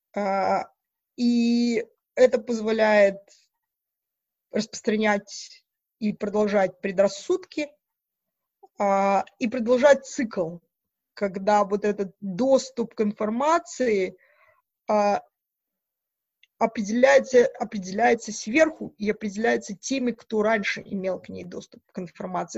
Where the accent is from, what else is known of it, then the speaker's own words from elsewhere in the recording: Mogilev Region, Belarus; moved away as an adult; also born or lived in Edinburgh, United Kingdom / Aberdeen, United Kingdom / Newcastle upon Tyne, United Kingdom; now in Manchester, United Kingdom; я из Белоруссии, из Могилевской области